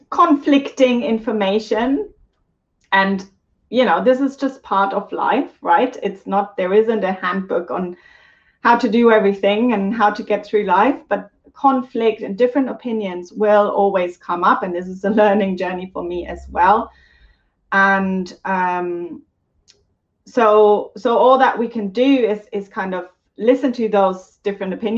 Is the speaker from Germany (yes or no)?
yes; Germany; I'm German, so I'm saying it in the German pronunciation